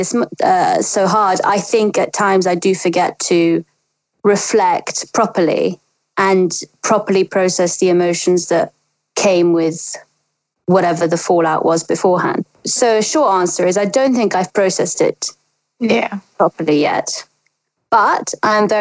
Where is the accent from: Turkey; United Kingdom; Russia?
Russia; moved away; I grew up in Russia